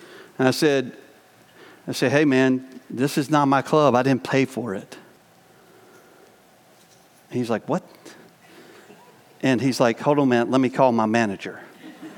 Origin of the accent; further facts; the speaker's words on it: the South, United States; moved away as an adult; also born or lived in New York; I grew up in the South and lived in a family that we weren't always honest with each other